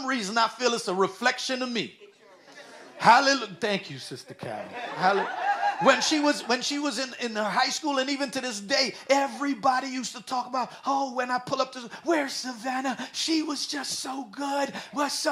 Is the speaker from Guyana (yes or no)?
yes; Guyana; also born or lived in New York City; now in United States; When we were young and I was growing up in Guyana